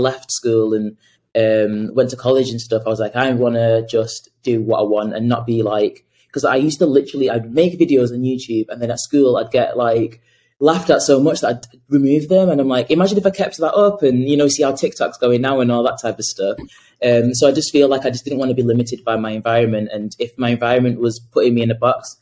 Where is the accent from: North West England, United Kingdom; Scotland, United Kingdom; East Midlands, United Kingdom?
North West England, United Kingdom; Salford; I grew up in Salford